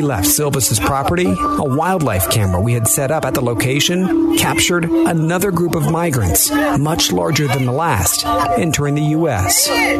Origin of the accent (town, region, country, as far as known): Turkey